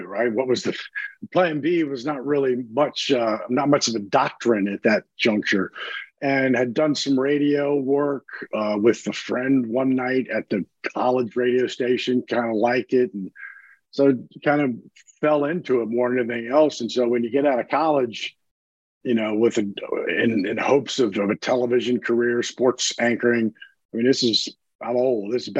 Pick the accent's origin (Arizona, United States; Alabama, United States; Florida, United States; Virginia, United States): Virginia, United States; D.C., Northern; moved away as an adult; now in New Orleans, United States; as a kid, I grew up in right outside of Washington, D.C. in Northern Virginia